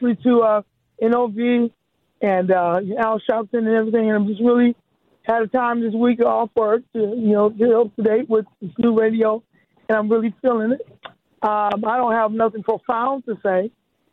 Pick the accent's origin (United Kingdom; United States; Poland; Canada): United States; Milwaukee, Wisconsin; moved away as an adult; also born or lived in Washington, D.C.; I was raised in Milwaukee, and I've been here most of my life. I moved away to D.C. for 20 years, but I'm back